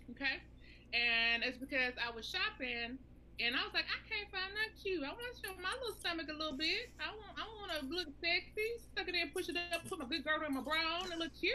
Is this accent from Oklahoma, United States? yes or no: no; Kentucky, United States; also born or lived in Tennessee; I'm a Southern girl. I'm from Kentucky. We Southern Belles.